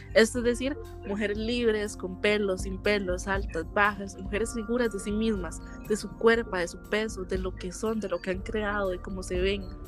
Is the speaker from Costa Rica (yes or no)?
yes; Costa Rica; soy de Costa Rica